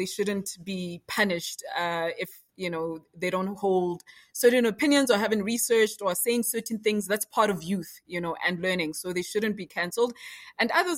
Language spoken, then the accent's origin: English; South Africa; as a South African in Rwanda